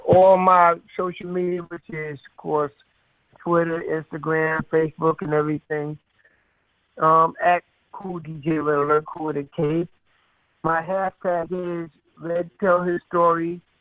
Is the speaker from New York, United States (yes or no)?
yes; New York City, New York, United States; also born or lived in Antigua; I came up here at the age of five, and I was raised under my grandparents up in Harlem